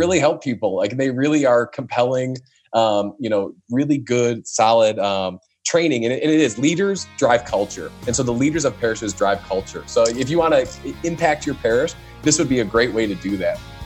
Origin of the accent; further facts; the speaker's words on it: northwest suburbs of Chicago, Illinois, United States; the northwest suburbs of Chicago who I had a conversation with. So that's my hometown